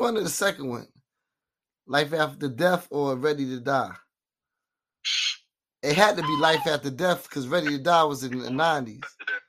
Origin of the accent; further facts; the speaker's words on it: Atlanta, Georgia, United States; So growing up in Atlanta, you know what I'm saying? I know the music shit influences is crazy, you know what I mean? Just coming in the city, I'm always feeling it.